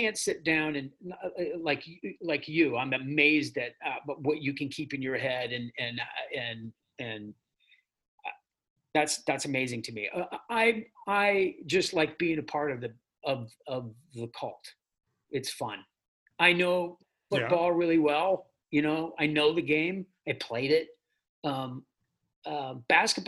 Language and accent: English; Minnesota, United States; moved away as an adult; now in Kentucky, United States